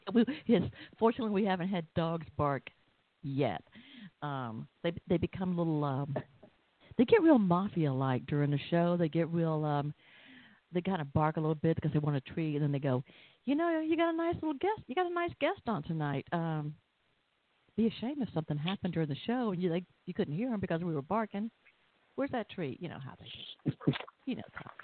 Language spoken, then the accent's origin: English; the South, United States; accent: Southern; I'm Southern. You seem to understand my accent, so I figured maybe you thought I was from New York or somewhere.